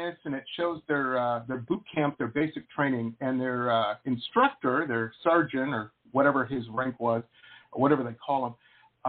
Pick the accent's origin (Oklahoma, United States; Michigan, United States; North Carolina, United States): Michigan, United States; Detroit; I grew up in Metro Detroit.